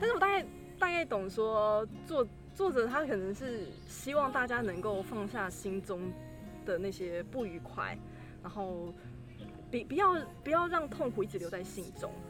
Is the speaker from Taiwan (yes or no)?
yes; Taiwan; 蛮感恩我生在台湾